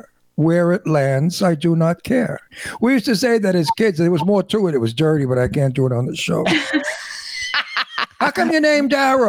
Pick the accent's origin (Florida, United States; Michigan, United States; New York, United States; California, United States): New York, United States; New York City; accent: ancient New York; I'm a New Yorker, in case you didn't hear the accent.